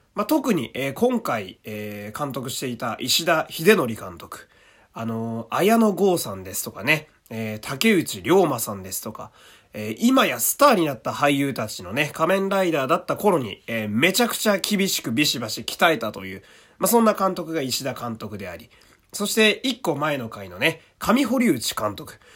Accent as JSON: {"language": "Japanese", "region": "Fukui", "country": "Japan", "tie": "born or raised there", "said": "私の地元である福井県"}